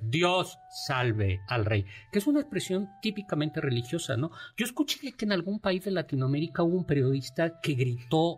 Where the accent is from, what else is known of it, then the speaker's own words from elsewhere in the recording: Mexico; nosotros somos mexicanos